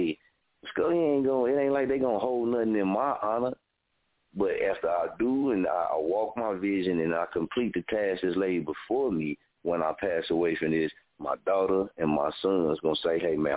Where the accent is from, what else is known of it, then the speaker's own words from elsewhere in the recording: Muskogee, Oklahoma, United States; I've been born and raised in Muskogee